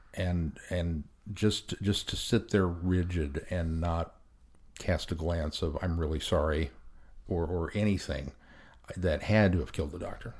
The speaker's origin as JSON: {"language": "English", "country": "United States", "said": "as an American"}